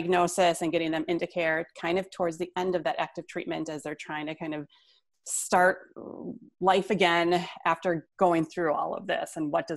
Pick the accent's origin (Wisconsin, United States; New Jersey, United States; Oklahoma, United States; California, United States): Wisconsin, United States; Whitefish Bay; I am calling from Whitefish Bay, Wisconsin, which is a suburb of Milwaukee. So right on the shore of Lake Michigan. This is where I was raised